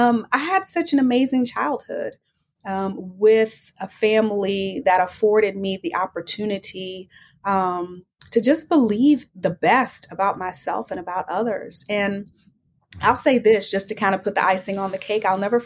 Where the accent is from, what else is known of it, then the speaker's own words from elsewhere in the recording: Houston, Texas, United States; Yeah, well, you know, they say that you can take the girl out the country, but you can't take the country out the girl. And that is so true. I'm really proud of my roots and where I come from.